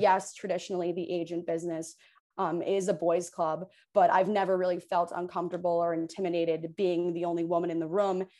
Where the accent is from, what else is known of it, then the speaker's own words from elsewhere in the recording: Hoboken, New Jersey, United States; also born or lived in New York City / North Carolina / Providence; I'm from Hoboken, New Jersey, uh, born and raised fifth generation